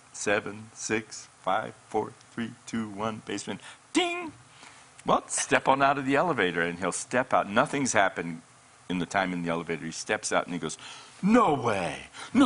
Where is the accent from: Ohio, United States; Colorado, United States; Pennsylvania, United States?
Colorado, United States; moved away as an adult; now in Redding, United States; I'm from Colorado. I was in the mountains of Colorado